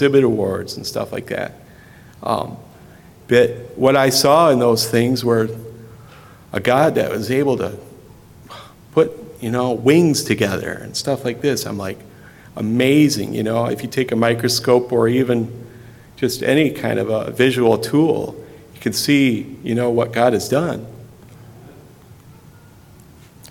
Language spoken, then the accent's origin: English; Richland, United States; when I was growing up in the Presbyterian Church in Richland.